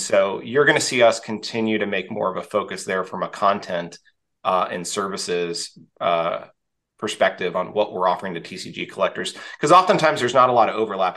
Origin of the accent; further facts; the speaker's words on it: Texas, United States; I grew up in Texas in uh, in the U.S.